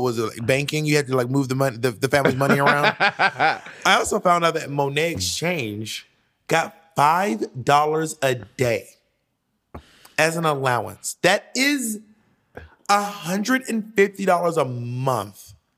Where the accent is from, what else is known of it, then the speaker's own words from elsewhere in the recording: Atlanta, Georgia, United States; moved away; I grew up in Atlanta. I did not grow up in the woods of Wisconsin.